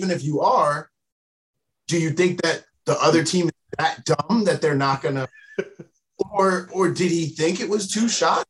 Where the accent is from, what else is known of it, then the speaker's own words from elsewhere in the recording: Boston, Massachusetts, United States; I'm from Boston